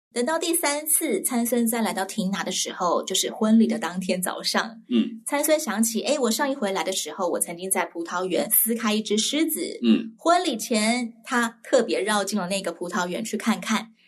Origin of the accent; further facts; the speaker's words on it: southern Taiwan, Taiwan; moved away; also born or lived in Taipei; 有一次我在台北收到了我家乡教会传来的。